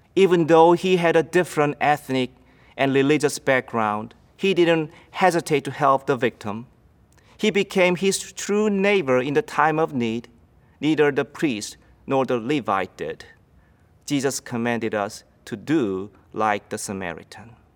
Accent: South Korea; English is a second language; moved away as an adult; now in United States; When I lived in Korea

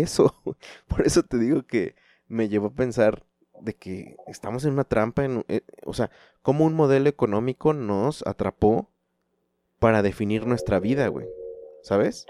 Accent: Chalco, State of Mexico, Mexico; yo vengo de Chalco

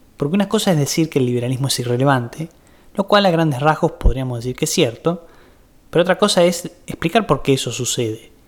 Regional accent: Argentina

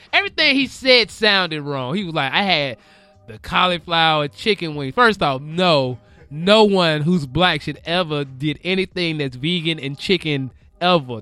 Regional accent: the South, United States; also born or lived in Florida; now in Los Angeles, United States; I'm from the South.

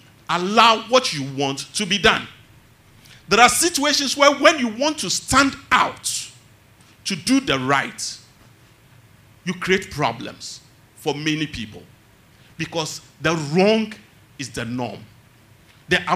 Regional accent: Tema, Greater Accra, Ghana; Growing up in Tema

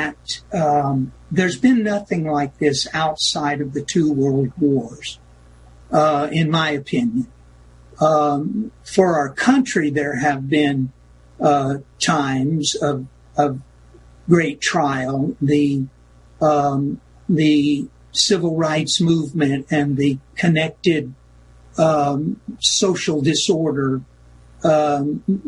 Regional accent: United States; as an American, as a believer in individual liberty

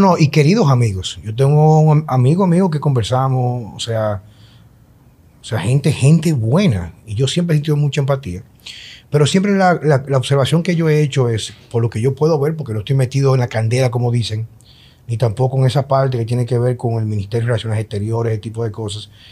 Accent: Dominican Republic; sabemos cómo somos los dominicanos con el tránsito

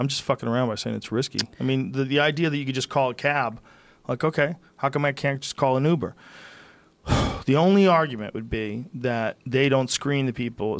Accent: Columbus, Ohio, United States; We're from Columbus. We still have Mormons.

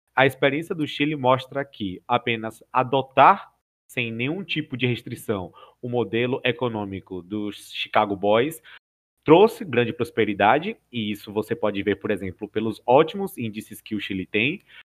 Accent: Bahia, Brazil; eu sou baiano e por consequência sou do Nordeste

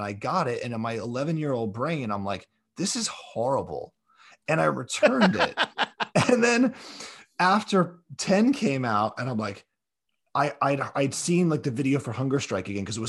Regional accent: Queens, New York, United States; also born or lived in North Hollywood / South Florida; So I'm from North Hollywood originally, but I grew up, okay, in Queens and then in South Florida, which is basically Queens.

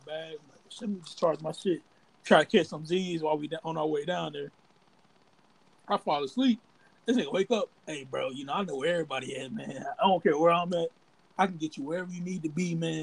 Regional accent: the South, United States; I'm from the South

